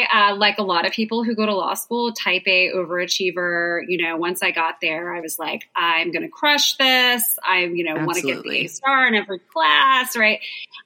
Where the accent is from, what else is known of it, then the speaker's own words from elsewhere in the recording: Southern Indiana, United States; moved away as an adult; also born or lived in Phoenix, Arizona; I grew up in Southern Indiana